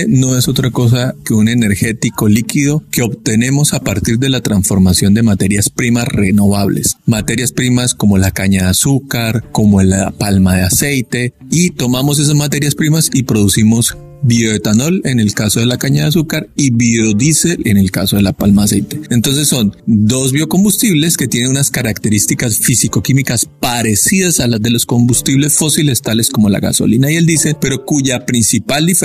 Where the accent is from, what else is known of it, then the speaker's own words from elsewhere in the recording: Bucaramanga, Santander, Colombia; Yo soy de Bucaramanga